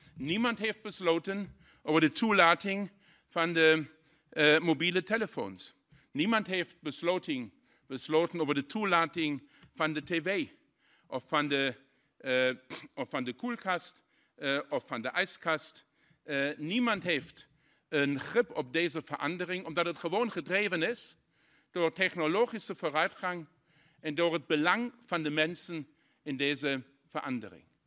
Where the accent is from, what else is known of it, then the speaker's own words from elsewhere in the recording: Saarlouis, Saarland, Germany; Dutch is a second language; Ik kom persoonlijk uit de grensstreek in Zaland